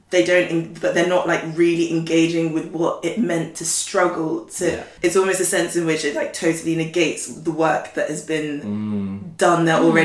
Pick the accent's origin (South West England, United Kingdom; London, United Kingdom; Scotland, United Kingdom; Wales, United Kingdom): London, United Kingdom; I'm a Londoner too